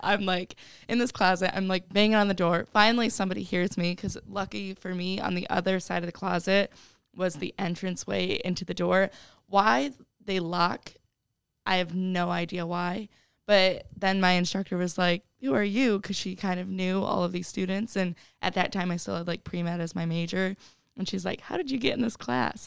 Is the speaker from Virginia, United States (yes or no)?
no; Oregon, Ohio, United States; I'm from Oregon, Ohio, which is right outside of Toledo. I actually lived at home all four years of college